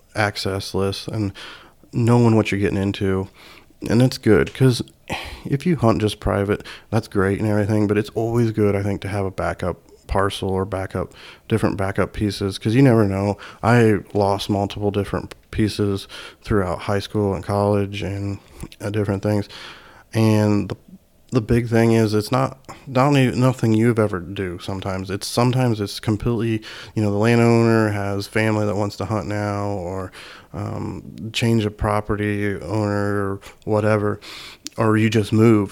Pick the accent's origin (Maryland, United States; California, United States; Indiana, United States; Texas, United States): Indiana, United States; my home state of Indiana